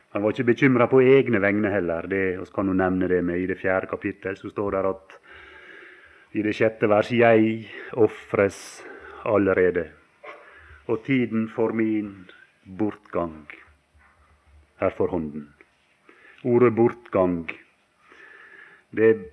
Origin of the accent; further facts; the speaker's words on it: Valdres, Innlandet, Norway; det var folk hjemme på Valdres